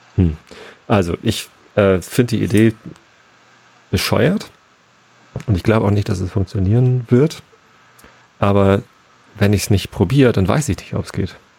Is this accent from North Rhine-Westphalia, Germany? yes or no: no; Freiburg, Baden-Württemberg, Germany; ich als Freiburger